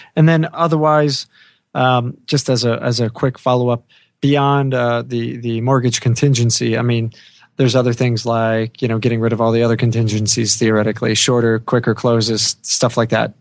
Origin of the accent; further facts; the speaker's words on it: New York, United States; moved away; my home state from growing up